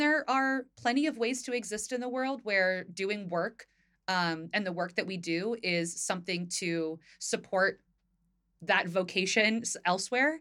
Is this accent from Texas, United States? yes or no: no; Northern New Jersey, United States; now in Philadelphia, United States; I grew up in Northern Jersey.